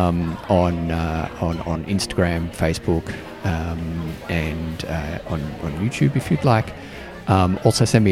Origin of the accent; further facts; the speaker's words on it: Australia; now in Canberra, Australia; being Australian